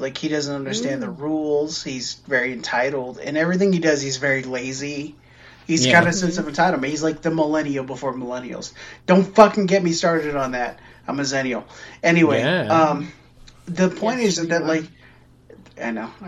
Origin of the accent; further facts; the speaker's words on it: United States; I'm an American